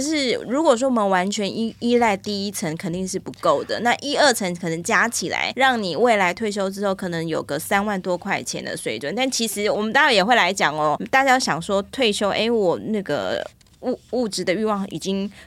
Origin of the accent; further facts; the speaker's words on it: Taiwan; 我们台湾人